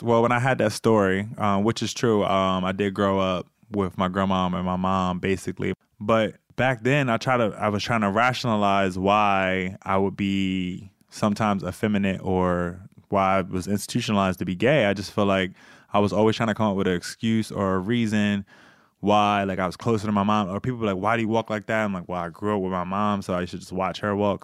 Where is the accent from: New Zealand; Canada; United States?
United States; Bear, Delaware; I was from Bear and both my parents was police officers. I grew up kind of a only child